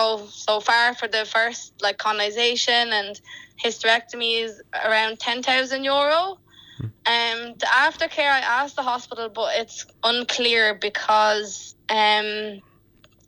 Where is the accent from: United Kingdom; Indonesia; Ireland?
Ireland; Enniscorthy, Leinster; I'm from Enniscorthy